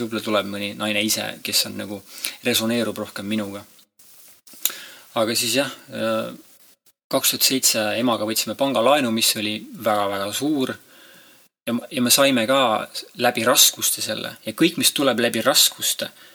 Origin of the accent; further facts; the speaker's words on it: Estonia; also born or lived in Ireland; ma kasvasin üles siin talus